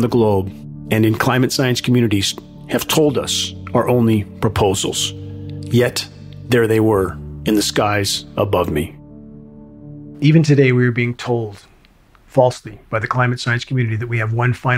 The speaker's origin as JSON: {"language": "English", "region": "Southern California", "country": "United States", "tie": "born or raised there", "moved": "yes"}